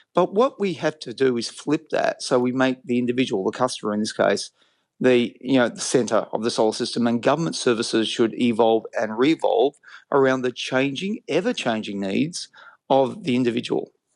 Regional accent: Australia; I'm an Australian.

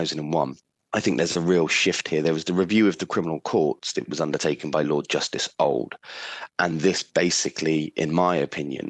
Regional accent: England, United Kingdom; Being English

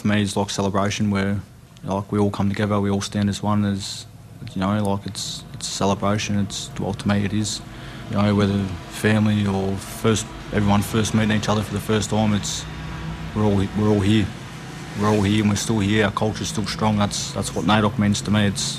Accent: Victoria, Australia; also born or lived in Queensland; I'm a Wiradjuri man from New South Wales. I was born up in Queensland. I lived in Victoria my whole life on Gonok

